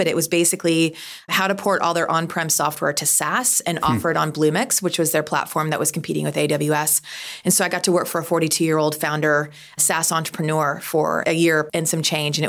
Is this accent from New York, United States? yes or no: no; Austin, Texas, United States; also born or lived in Minneapolis / Boston / Dallas; we were a little bit of corporate gypsies moving around between Minneapolis, Boston, Massachusetts, Dallas, Austin, but settled in Austin.